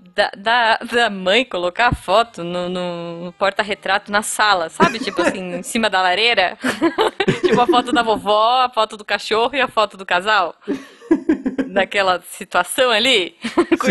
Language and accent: Portuguese; Brazil; eu sou do Brasil